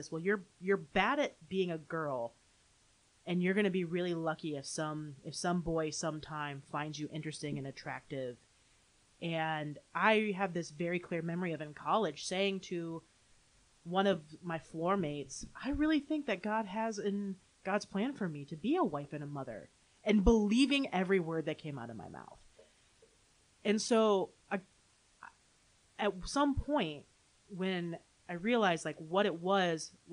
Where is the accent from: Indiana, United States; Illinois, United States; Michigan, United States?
Michigan, United States; Holland; also born or lived in Grand Rapids, Michigan; now in Saratoga Springs, United States; Grew up in Holland, Michigan